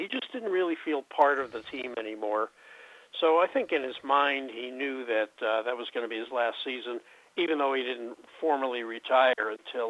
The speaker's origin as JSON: {"language": "English", "town": "Brooklyn", "region": "New York", "country": "United States", "tie": "born or raised there", "said": "I was 7. I was living in Brooklyn. Brooklyn won the World Series, and everybody was dancing in the streets."}